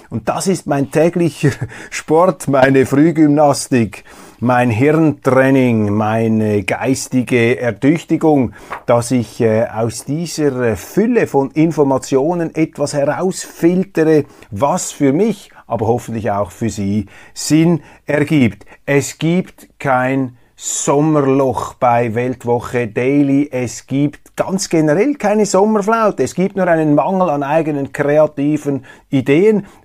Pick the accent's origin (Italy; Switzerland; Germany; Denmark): Switzerland; Ich kann nämlich gar nichts dafür, dass ich hier lebe, dass ich als Schweizer auf die Welt gekommen bin und nicht in einer anderen Gegend auf diesem Planeten.